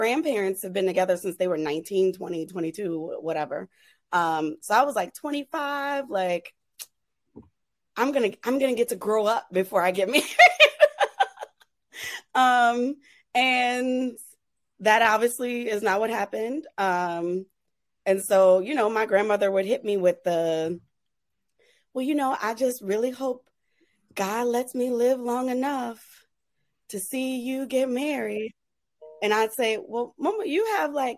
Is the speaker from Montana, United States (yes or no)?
no; New Orleans, Louisiana, United States; growing up in New Orleans